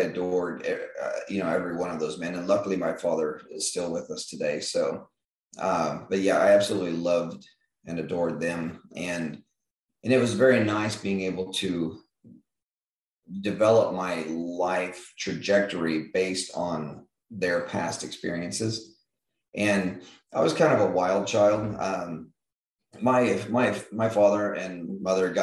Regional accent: Eureka, Kansas, United States; I grew up in a little small town called Eureka, Kansas

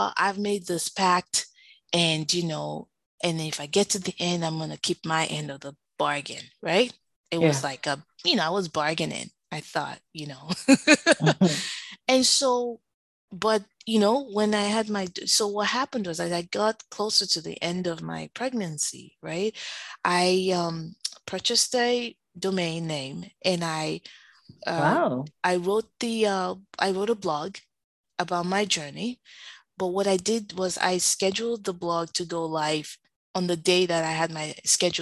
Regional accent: Nigeria; now in United States; as a Nigerian

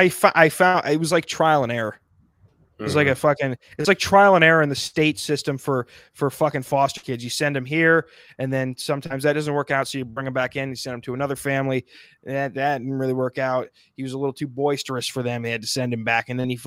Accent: South Dakota, United States; I'm from South Dakota.

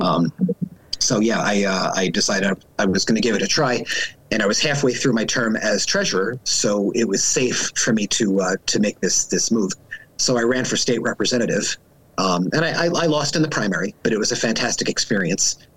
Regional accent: Long Island, New York, United States; moved away; I am originally from Long Island, New York

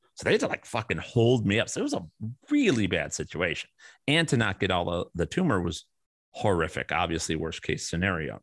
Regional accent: Chicago, Illinois, United States; growing up in Chicago and my father and mo-, mother, both who've passed away

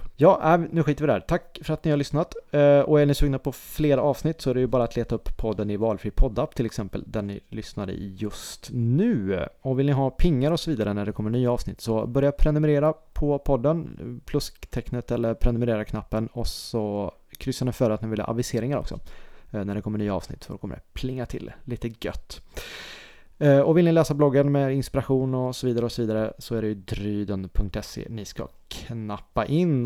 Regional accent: Dalsland, Västra Götaland, Sweden; Jag är ju från Dalsland

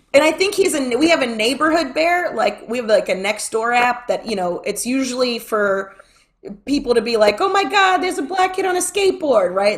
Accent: Florida, United States; I'm from Florida, and I'm not from California

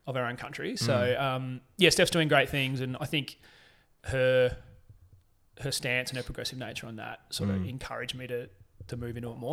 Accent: Portland, Victoria, Australia; moved away as an adult; growing up in Portland

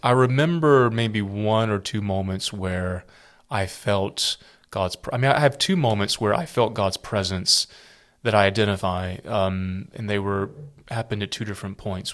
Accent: South Carolina, United States; I grew up in South Carolina

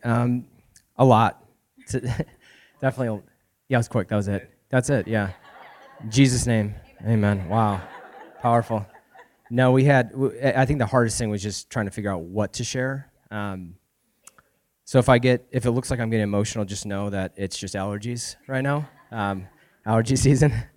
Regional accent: Florida, United States; moved away as an adult; now in Spokane, United States; we're actually originally from Florida. Um, we moved here, what, three years ago now?

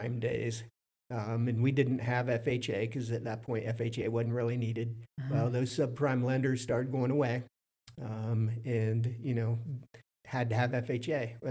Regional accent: Fredericktown, Ohio, United States; also born or lived in Columbus, Ohio; I was born in Fredericktown, Ohio. Yeah, I grew up in Fredericktown

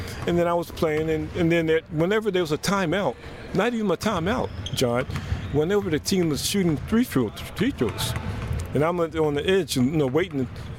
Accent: Philadelphia, Pennsylvania, United States; But I didn't grow up in West Philly. I grew up in North Philly.

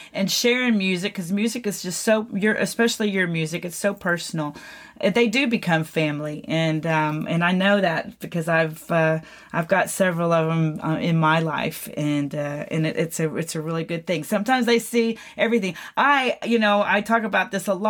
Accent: McKinney, Texas, United States; also born or lived in Houston, Texas; our Texas Music Revolution Festival that we have in my hometown of McKinney, Texas

